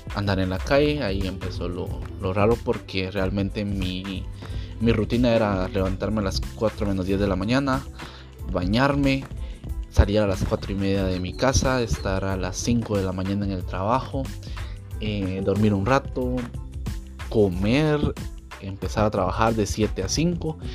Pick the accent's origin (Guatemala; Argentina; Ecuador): Guatemala; nuestro país